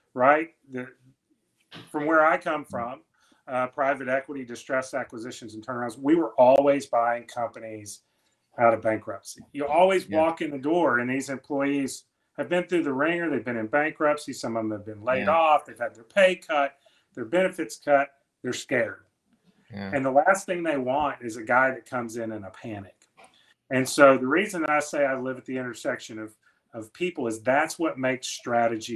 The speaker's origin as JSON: {"language": "English", "region": "the South", "country": "United States", "said": "I'm from the South"}